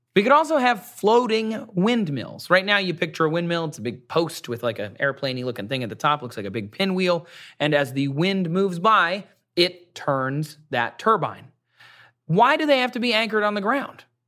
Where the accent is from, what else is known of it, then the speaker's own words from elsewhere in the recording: Michigan, United States; my home state of Michigan